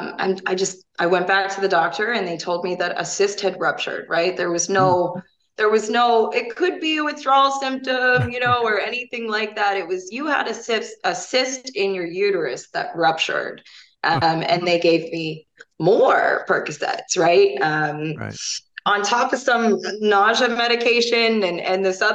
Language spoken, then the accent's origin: English; Fort Myers, Florida, United States; moved away as an adult; also born or lived in Pennsylvania; now in Wisconsin, United States; I grew up in Southwest Florida, Fort Myers